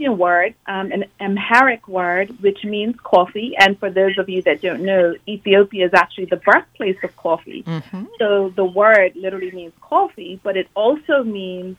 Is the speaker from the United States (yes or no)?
no; Bermuda; moved away as an adult; I grew up in Bermuda, but I left at 18, and I've lived in several different countries ever since.